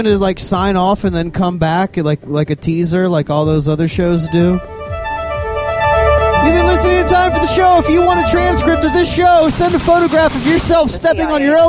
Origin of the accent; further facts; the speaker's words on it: Baltimore, Maryland, United States; accent: Baltimore; I've been trying to get away from that Baltimore accent.